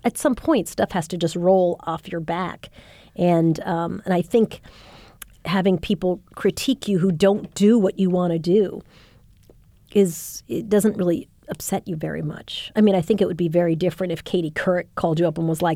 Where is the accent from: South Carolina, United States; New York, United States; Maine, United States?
New York, United States; Long Island; a teenager growing up in Long Island